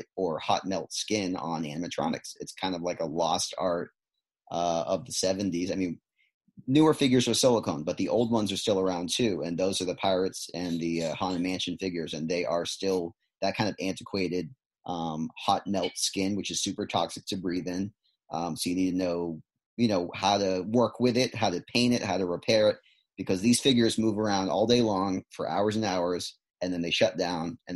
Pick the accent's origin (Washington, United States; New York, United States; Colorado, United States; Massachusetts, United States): Massachusetts, United States; East Bridgewater; moved away as an adult; also born or lived in Boston, Massachusetts; now in Florida, United States; I'm originally from East Bridgewater, Massachusetts